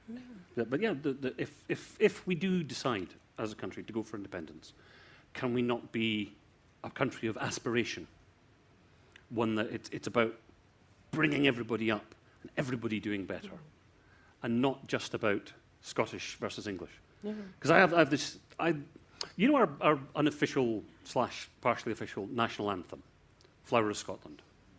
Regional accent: South Africa; Actually, I'm South African.

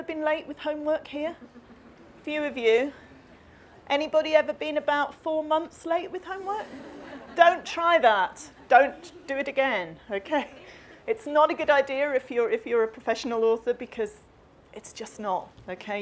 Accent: Coventry, West Midlands, United Kingdom; I grew up in the Midlands in Coventry

